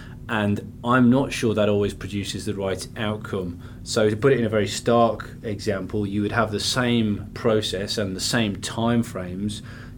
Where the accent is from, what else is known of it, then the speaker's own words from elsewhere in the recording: Queensland, Australia; being from Queensland